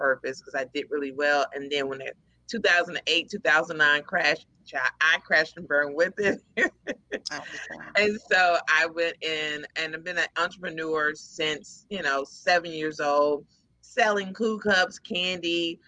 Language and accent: English; Houston, Texas, United States; also born or lived in Dallas; I'm originally from Houston